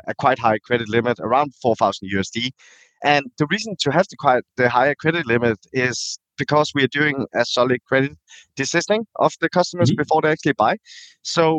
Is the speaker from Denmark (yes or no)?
yes; Denmark; moved away as an adult; also born or lived in Thailand; Born and raised in Denmark, moved back to Thailand in 2009, where I lived for 10 years, and then I moved back to Denmark again.